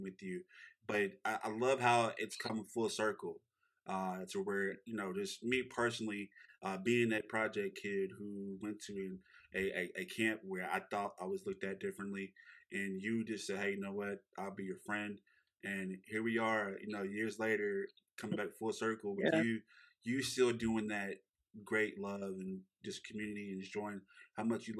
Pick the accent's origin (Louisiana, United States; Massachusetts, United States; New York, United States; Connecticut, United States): Louisiana, United States; Shreveport; he knows where we come from in Shreveport